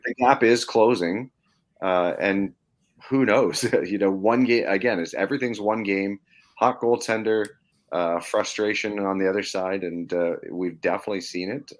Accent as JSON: {"language": "English", "country": "Canada", "said": "me being Canadian"}